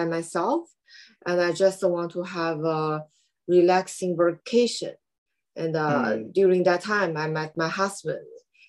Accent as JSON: {"language": "English", "country": "China", "also_born_or_lived": "California", "moved": "yes", "lives_now": "Tokyo, Japan", "said": "I came from China. And I used to study in California before. Now I moved to Tokyo in Japan because my husband is Japanese."}